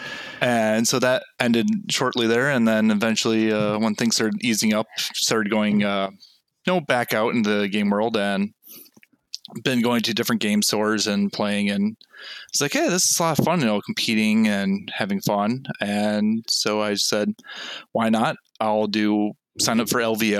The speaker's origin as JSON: {"language": "English", "region": "Minnesota", "country": "United States", "said": "I'm actually from Minnesota. oh, uh, cool. Yep. So the Twin Cities area."}